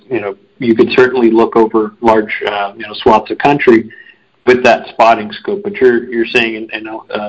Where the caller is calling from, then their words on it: Phoenix, Arizona, United States; I'm calling in from Phoenix, Arizona